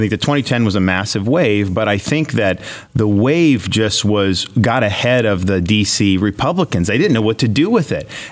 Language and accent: English; Florida, United States; I'm from Florida